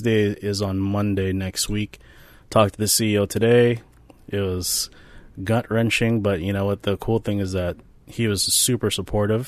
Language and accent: English; Philippines; I am Filipino which is basically like the Mexicans of Asia